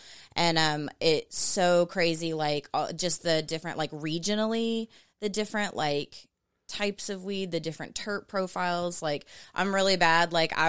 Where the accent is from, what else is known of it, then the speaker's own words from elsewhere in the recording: Florida, United States; also born or lived in Portland, Oregon; now in Las Vegas, United States; I'm from Florida. I lived in Portland for 2 years. Now I'm in Vegas.